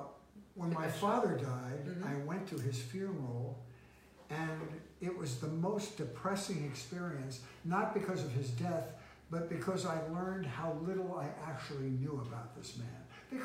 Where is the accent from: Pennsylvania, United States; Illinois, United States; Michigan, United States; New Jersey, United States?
Pennsylvania, United States; Philadelphia; Philadelphia, Pennsylvania.